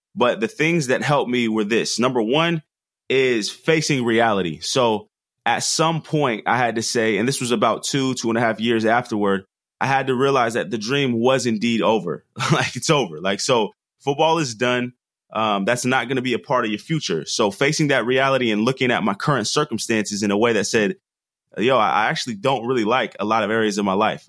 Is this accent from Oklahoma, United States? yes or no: no; Portland, Oregon, United States; I'm from the Northwest. Grew up in Portland